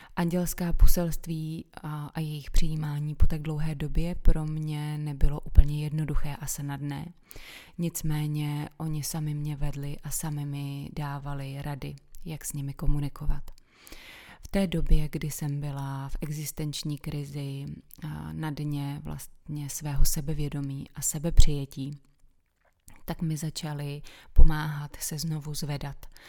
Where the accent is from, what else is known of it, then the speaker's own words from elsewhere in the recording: Czechia; jsem se narodila právě v České republice